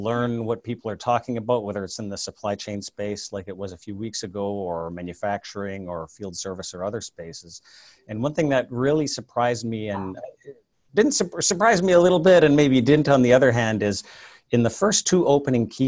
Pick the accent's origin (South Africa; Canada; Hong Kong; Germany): Canada; moved away as an adult; now in Silicon Valley, United States; I'm actually a Canadian originally, but I moved down here in the late 90s